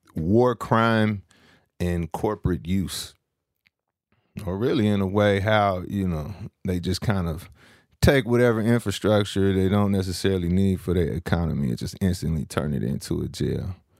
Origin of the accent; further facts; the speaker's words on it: San Francisco, California, United States; I'm from San Francisco, California.